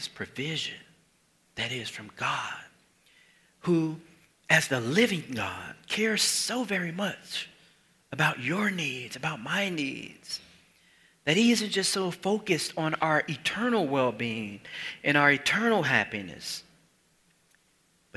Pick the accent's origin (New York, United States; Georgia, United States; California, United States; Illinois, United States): Illinois, United States; Chicago; Chicago Sun-Times, my hometown